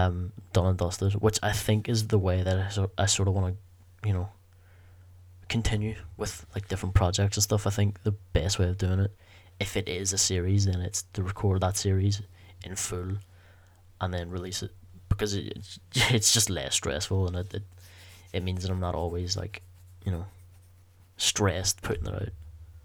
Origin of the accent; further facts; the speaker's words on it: Belfast, Northern Ireland, United Kingdom; The podcast would be called Belfast's Finest, because we're both from Belfast